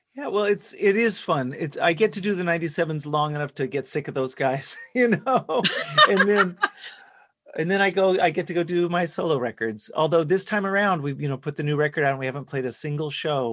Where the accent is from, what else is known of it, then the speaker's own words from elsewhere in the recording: Dallas, Texas, United States; I grew up in Texas, in Dallas specifically